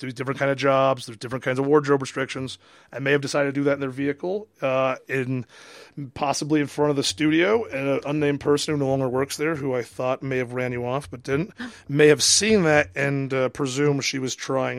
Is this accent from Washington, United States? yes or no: yes; Kirkland, Washington, United States; moved away; I'm from Kirkland, Washington, home of the 1983 World Champs Little League team.